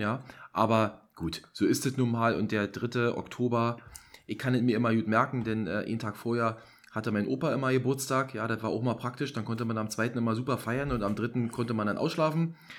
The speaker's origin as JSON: {"language": "German", "region": "East Germany", "country": "Germany", "tie": "born or raised there"}